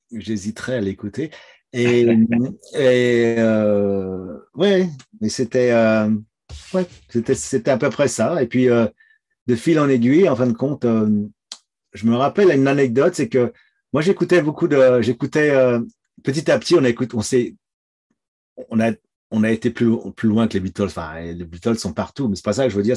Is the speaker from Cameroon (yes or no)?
no; Domont, Île-de-France, France; moved away as an adult; also born or lived in Épinay-sur-Seine, France; now in Toronto, Canada; j'ai vécu dans la banlieue nord de Paris, euh, dans une ville qui s'appelle Daumont. Euh, c'est à 20 km de Paris